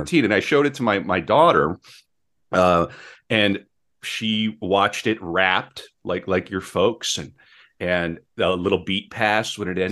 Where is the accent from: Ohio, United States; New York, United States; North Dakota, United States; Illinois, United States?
North Dakota, United States; I grew up in North Dakota